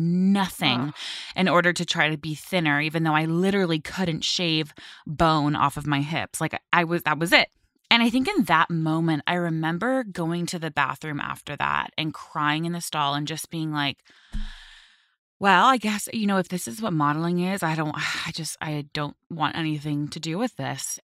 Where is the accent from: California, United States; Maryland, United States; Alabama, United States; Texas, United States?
California, United States; Westlake Village; moved away as an adult; also born or lived in Manhattan, New York; now in New Jersey, United States; I grew up in Westlake Village area